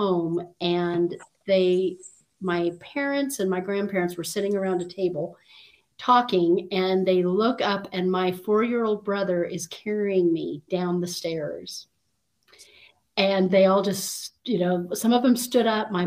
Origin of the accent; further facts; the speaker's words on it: Kaysville, Utah, United States; I was born and raised in a small town in Utah called Kaysville.